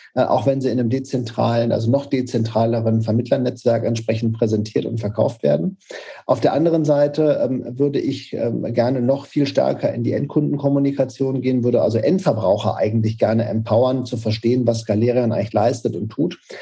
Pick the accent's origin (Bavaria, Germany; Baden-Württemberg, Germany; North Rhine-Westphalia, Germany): North Rhine-Westphalia, Germany; Paderborn; also born or lived in Karlsruhe; wir sitzen tatsächlich weiterhin in Paderborn, das ist meine Heimatstadt. Ähm, Zumindest bin ich ja aufgewachsen, geboren bin ich in Karlsruhe